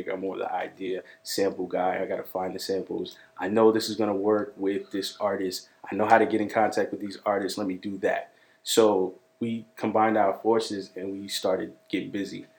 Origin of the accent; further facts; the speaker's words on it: Brentwood, New York, United States; We're from Brentwood, Long Island